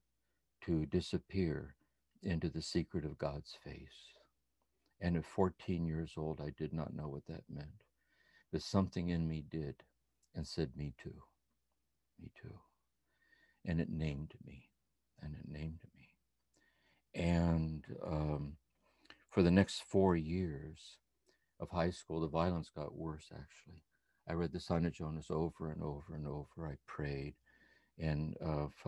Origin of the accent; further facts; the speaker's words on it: Akron, Ohio, United States; I was born and raised in Akron, Ohio, 1943